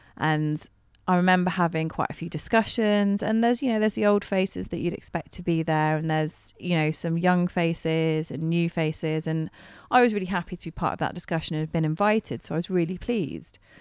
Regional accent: Bristol, South West England, United Kingdom; moved away as an adult; I'm from Bristol anyway, so I'm, you know, I'm a city girl at heart

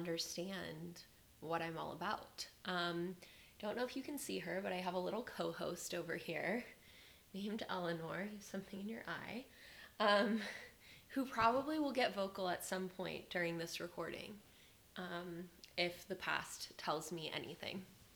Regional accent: Las Vegas, Nevada, United States; moved away as an adult; now in Austin, United States; I was born in Las Vegas, Nevada. I was born and raised there and lived there pretty much until I went away to college.

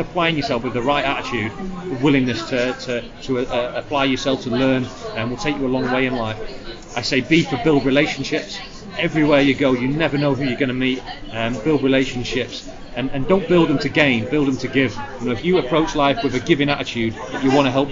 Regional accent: Blackpool, North West England, United Kingdom; my journey growing up in Blackpool to where I am today

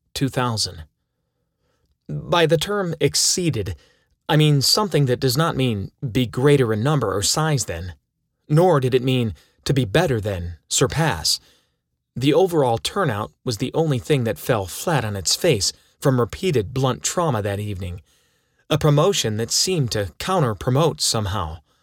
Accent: Toledo, Ohio, United States; Growing up in Toledo

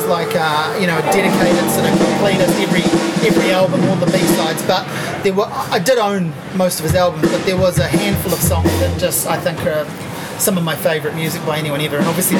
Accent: New Zealand; as a New Zealander, I obviously identify with and like that.

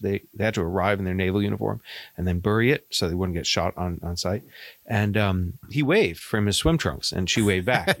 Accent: Maine, United States; accent: Maine; also born or lived in Bahamas; my Maine accent

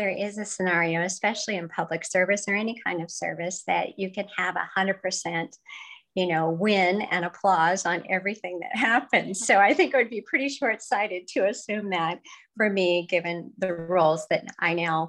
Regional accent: central Washington State, United States; moved away as an adult; now in Scottsville, United States; I grew up in a small rural community in central Washington State. My hometown was known to be a place of abundant farms and orchards and ranches.

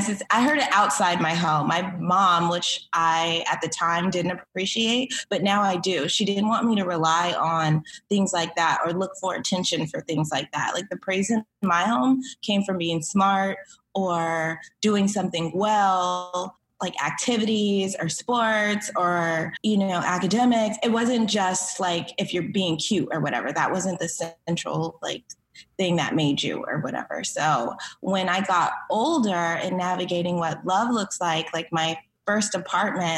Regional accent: Cerritos, California, United States; also born or lived in Inglewood, California; I was born in Inglewood, but raised in Cerritos.

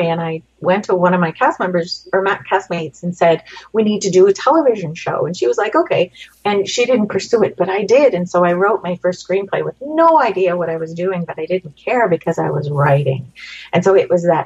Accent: Canada; growing up in Canada

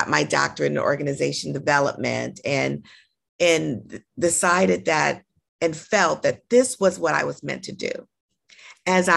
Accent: Los Angeles, California, United States; I'm born and raised in Los Angeles

